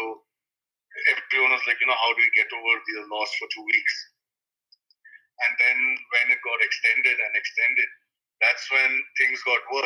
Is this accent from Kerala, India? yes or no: no; Bangalore, Karnataka, India; also born or lived in Melbourne, Australia; I'm from Bangalore, India